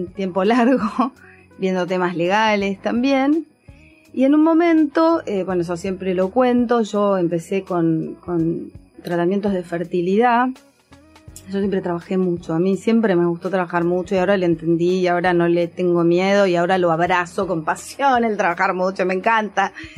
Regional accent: Ushuaia, Tierra del Fuego, Argentina; yo soy de Ushuaia, de Tierra del Fuego

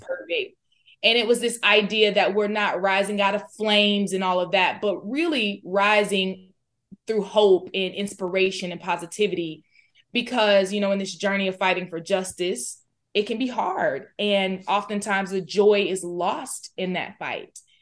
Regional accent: Florida, United States; moved away as an adult; also born or lived in Alabama; now in Fort Worth, United States; I'm from Florida

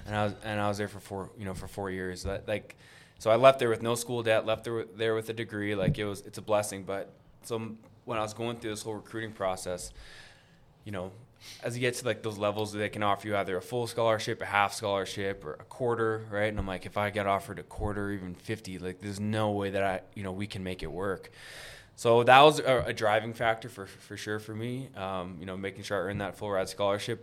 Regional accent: Winnipeg, Manitoba, Canada; I grew up in Garden City here in Winnipeg

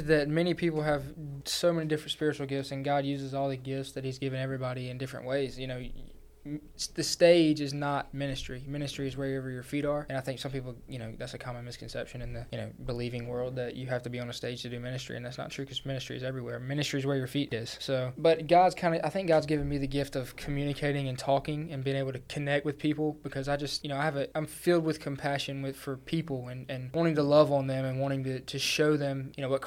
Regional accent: Georgia, United States; moved away as an adult; also born or lived in North Carolina; I transferred from the University of North Carolina at Pembroke, but I'm from Georgia

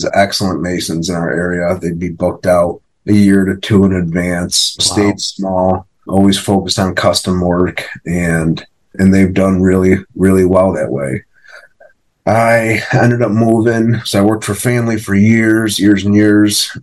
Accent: Rochester, New York, United States; I'm from Rochester, New York, upstate New York. I own a couple businesses up here

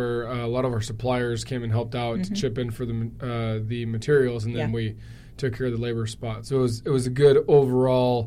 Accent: Gilbert, Arizona, United States; born and raised in Gilbert, third generation Arizonan

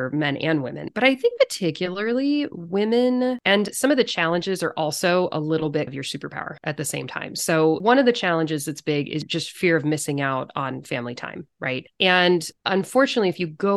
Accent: California, United States; moved away as an adult; also born or lived in Chicago / Seattle area; now in Silverdale, United States; I grew up in California

